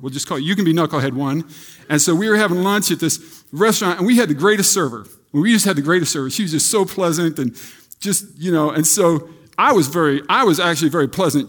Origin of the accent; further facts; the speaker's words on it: Iowa, United States; I grew up in Iowa.